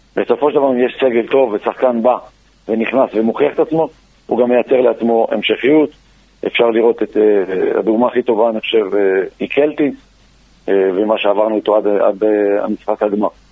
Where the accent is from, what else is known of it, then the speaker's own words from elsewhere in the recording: Beersheba, Southern District, Israel; גם אני באר שבעי